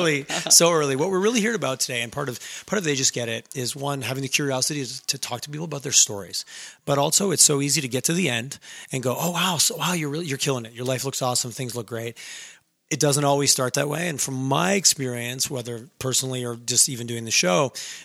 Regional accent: Howick, Quebec, Canada; I grew up in a small town and it was very, someone's like, oh, you're from this. I'm like, no. I'm from Howick. I'm not from Ormstown. I'm not from this other.

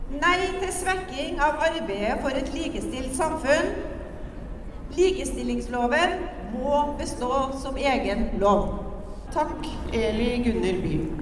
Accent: Syria; now in Norway; jeg kommer fra Syria

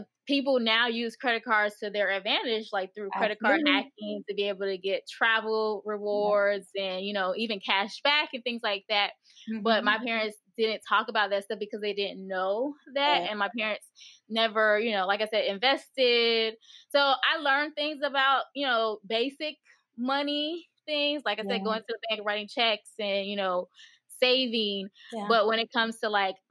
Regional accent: Miami, Florida, United States; now in Georgia, United States; I live in Georgia now, but I grew up in Miami, Florida

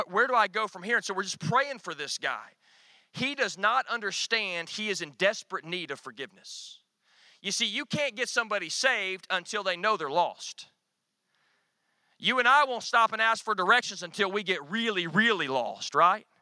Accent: Northwest Arkansas, United States; I grew up in Northwest Arkansas

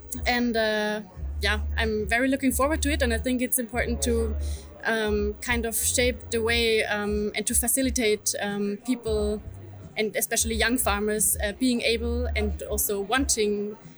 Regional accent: Austria; I come from Austria and I'm a farmer myself and delegate to CESA from the rural youth from Austria.

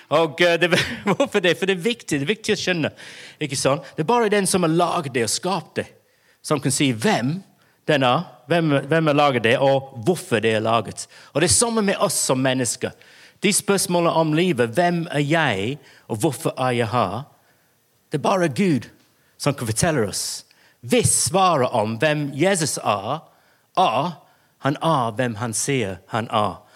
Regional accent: England, United Kingdom; Norwegian is a second language; now in Bergen, Norway; jeg er engelsk, og det er jeg

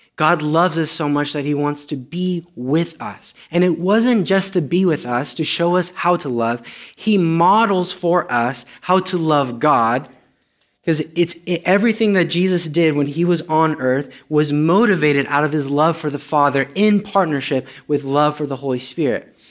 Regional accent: Romania; first language Romanian; English is a second language; moved away; I'm Romanian.

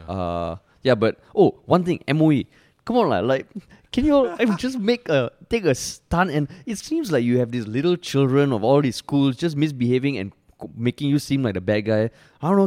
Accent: Singapore; I'm I'm Indian, I'm a minority in Singapore

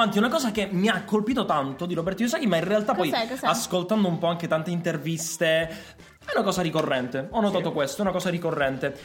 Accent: Calabria, Italy; siamo calabresi

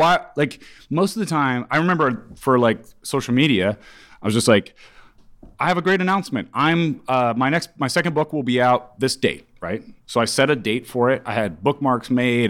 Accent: Kansas, United States; also born or lived in Ames, Iowa; I'm from the Midwest

